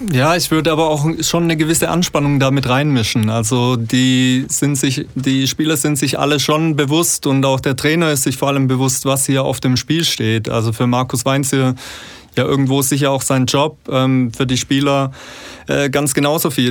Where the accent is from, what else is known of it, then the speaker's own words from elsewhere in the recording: Fellbach, Baden-Württemberg, Germany; also born or lived in Bad Cannstatt, Stuttgart; komme aus dem schönen Schmieden, Stadtteil von Fellbach